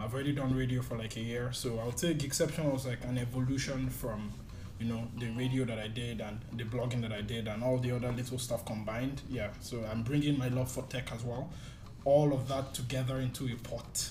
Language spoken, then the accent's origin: English; Nigeria; now in Malaysia; as a Nigerian here